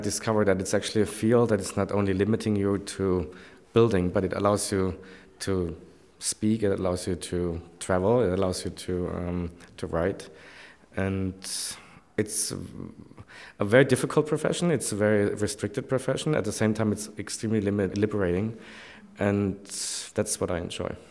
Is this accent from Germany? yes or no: yes; Stuttgart area, Baden-Württemberg, Germany; moved away; I come from Stuttgart area